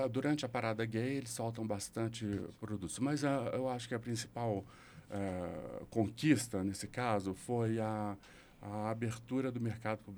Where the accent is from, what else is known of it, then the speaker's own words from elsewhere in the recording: Belo Horizonte, Minas Gerais, Brazil; se eu ficar um mês aqui em Belo Horizonte, meu sotaque volta